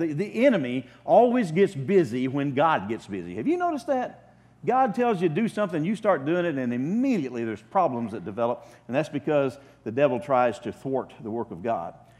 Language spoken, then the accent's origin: English; Oklahoma, United States; moved away as an adult; I'm an Okie from Oklahoma.